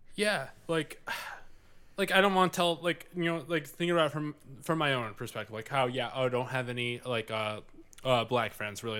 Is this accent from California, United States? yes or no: no; Livonia, Michigan, United States; I grew up in Livonia